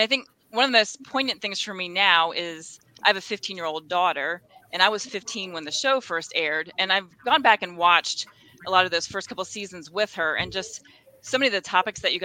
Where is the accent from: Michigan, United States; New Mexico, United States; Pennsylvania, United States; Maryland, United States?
Maryland, United States; Laurel; moved away; I grew up in Laurel, Maryland, just outside of DC.